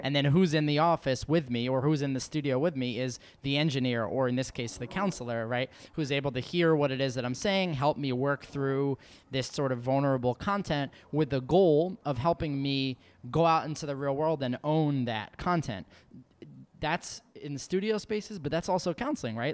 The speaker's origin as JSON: {"language": "English", "region": "New York", "country": "United States", "said": "a New Yorker"}